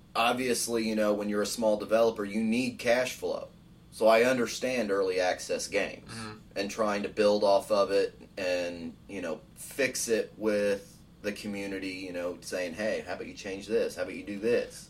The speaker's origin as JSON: {"language": "English", "country": "United States", "said": "I'm I'm speaking from the American standpoint"}